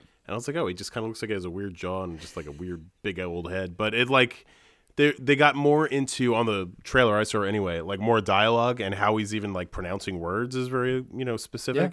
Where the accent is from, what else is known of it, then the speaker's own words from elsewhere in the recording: Long Island, New York, United States; I grew up on Long Island